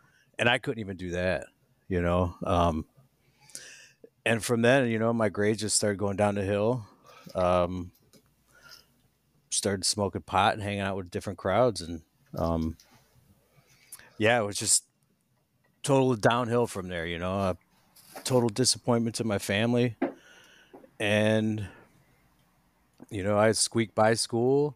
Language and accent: English; Garfield Heights, Ohio, United States; now in Lorain County, United States; I'm from Garfield Heights